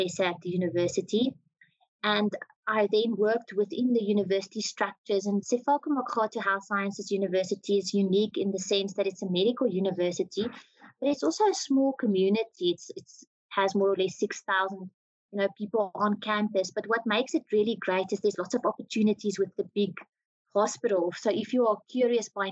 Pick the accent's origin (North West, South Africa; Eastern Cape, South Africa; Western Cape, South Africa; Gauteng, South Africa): Gauteng, South Africa; Cullinan; I come from Cullinan, just outside of Pretoria.